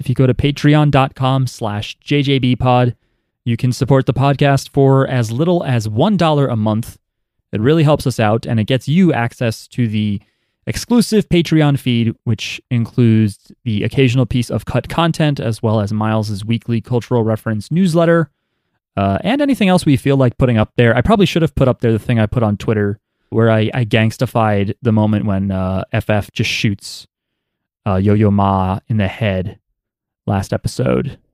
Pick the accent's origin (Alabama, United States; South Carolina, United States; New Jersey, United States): New Jersey, United States; I'm from New Jersey